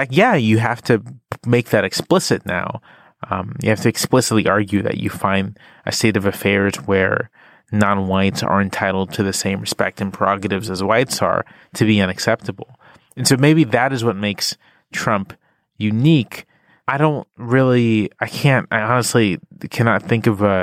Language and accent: English; Virginia Beach, Virginia, United States; I'm from Virginia Beach, Virginia. I'm from sort of a exurban, suburban area. I went to predominantly white public schools